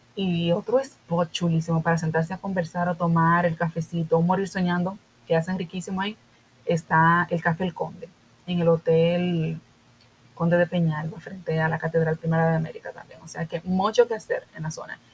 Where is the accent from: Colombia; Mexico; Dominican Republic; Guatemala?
Dominican Republic; a nosotros como dominicanos